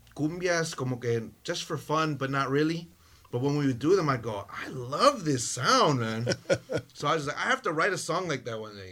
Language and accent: English; California, United States; also born or lived in Michoacán, Mexico; My family's from Michoacan, from Mexico. I was born in California.